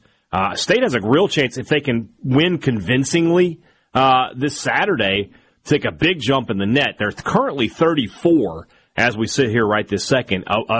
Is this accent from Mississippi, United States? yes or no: yes; Vicksburg, Mississippi, United States; Vicksburg.com, my hometown, in my opinion, as fine a city as there is in all the land.